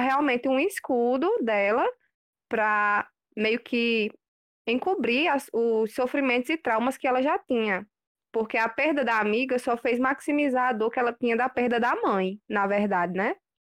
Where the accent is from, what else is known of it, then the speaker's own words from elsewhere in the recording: Picuí, Paraíba, Brazil; de Picuí